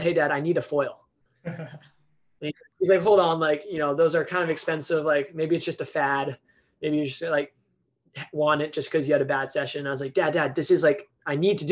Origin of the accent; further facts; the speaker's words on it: Honolulu, Hawaii, United States; I am from Honolulu on the island of Oahu